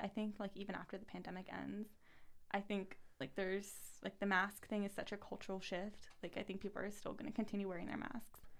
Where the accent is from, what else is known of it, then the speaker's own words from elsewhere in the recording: United States; also born or lived in Paris, France; I'm American